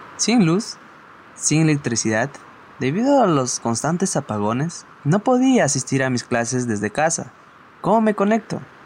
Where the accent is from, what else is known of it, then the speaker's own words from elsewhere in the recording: Huancabamba, Piura, Peru; soy de Huancabamba, distrito de la Sierra de Piura